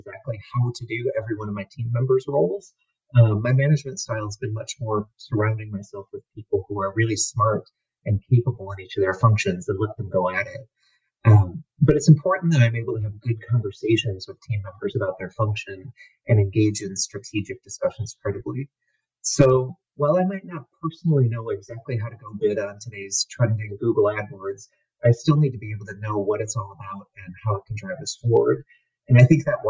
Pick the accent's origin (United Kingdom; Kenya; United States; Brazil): United States; Chicago, Illinois; I'm a Chicagoan